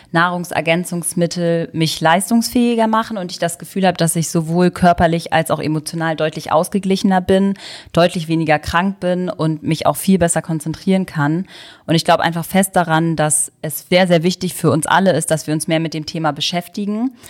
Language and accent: German; Hamburg, Germany; ich komme auch aus Hamburg